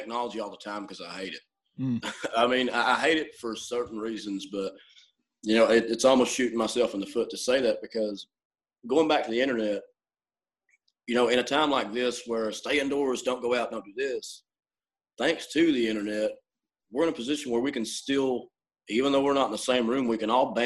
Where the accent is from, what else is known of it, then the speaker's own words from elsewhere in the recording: Somerset, Kentucky, United States; I'm from Somerset